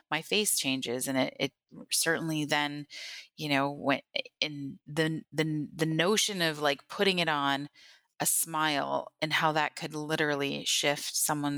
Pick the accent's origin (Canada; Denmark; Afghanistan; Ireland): Canada; Thunder Bay, Ontario; also born or lived in Northwest Angle 33; now in St. Catharines, Canada; I was born in Thunder Bay, which is in northern Ontario